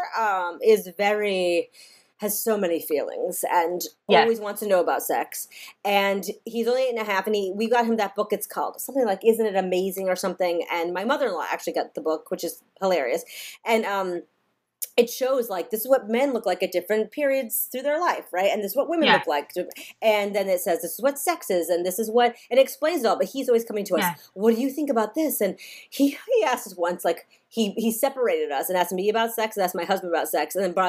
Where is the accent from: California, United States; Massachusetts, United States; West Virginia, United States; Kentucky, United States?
Massachusetts, United States; I come from Massachusetts